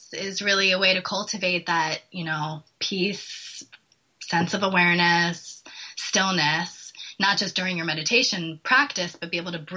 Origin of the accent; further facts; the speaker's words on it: East Coast, United States; I'm from the East Coast. So I grew up with, you know, parents that were from New York